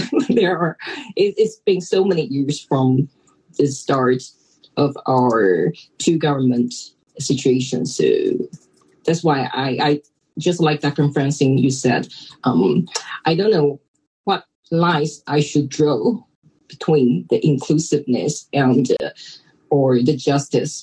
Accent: Taiwan; I'm from Taiwan

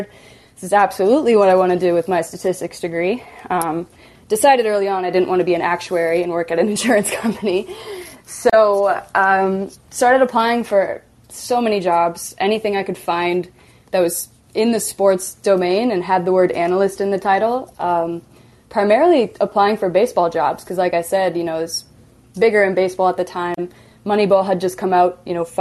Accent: Iowa, United States; I grew up in Iowa

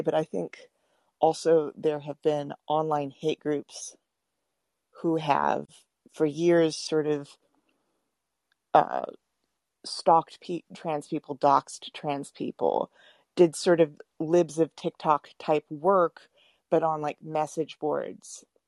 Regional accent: Texas, United States; I'm from Texas

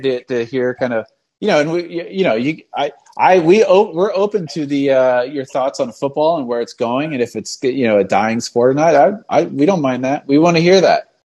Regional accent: Philadelphia, Pennsylvania, United States; we are from the city of Philadelphia

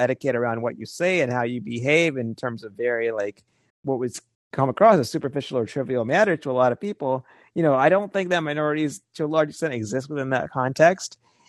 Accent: Deep South, United States; I grew up in the Deep South as well, as we were having a lot of debates about these things.

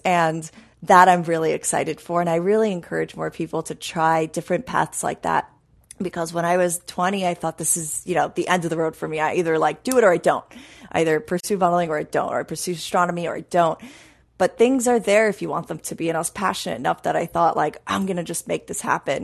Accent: New York, United States; I grew up in New York

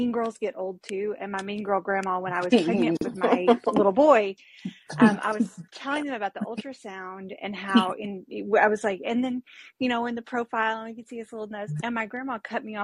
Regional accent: Arkansas, United States; growing up in Arkansas, there's always been a much, much smaller Black population

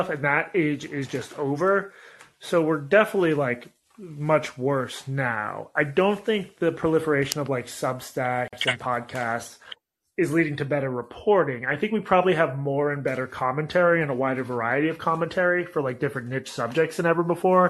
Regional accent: Boston area, Massachusetts, United States; moved away; I'm in my hometown

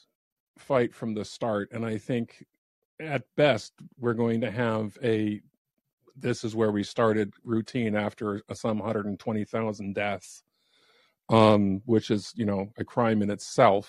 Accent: United States; as an American

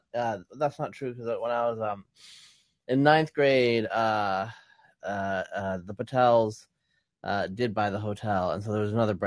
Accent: La Grande, Oregon, United States; moved away; also born or lived in upstate New York / Western Pennsylvania; I grew up in La Grande, Oregon, so it wasn't high class. It was just rural, and there were a lot of Mormons.

